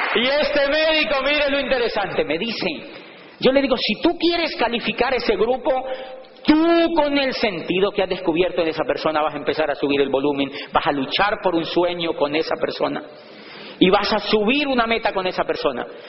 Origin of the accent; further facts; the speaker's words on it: Colombia; moved away; allá le llamamos bus